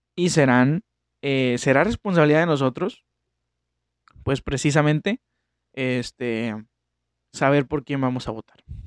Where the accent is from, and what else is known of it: Mexico